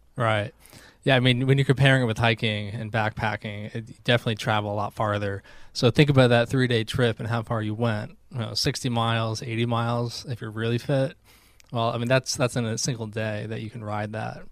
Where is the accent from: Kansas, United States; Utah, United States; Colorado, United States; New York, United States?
New York, United States; Albany; moved away as an adult; now in North Carolina, United States; I grew up in Albany, New York, and then I moved down to North Carolina for grad school about ten years ago